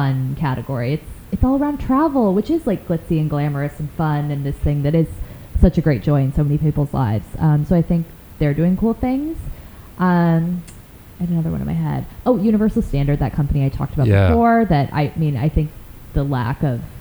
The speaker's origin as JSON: {"language": "English", "town": "Chicago", "region": "Illinois", "country": "United States", "also_born_or_lived": "upstate New York", "moved": "yes", "said": "I'm originally from Chicago. I went to school in upstate New York"}